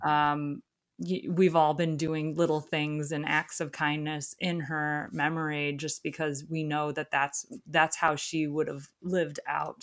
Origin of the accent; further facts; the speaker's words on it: Ohio, United States; moved away; Ohio because that's my home state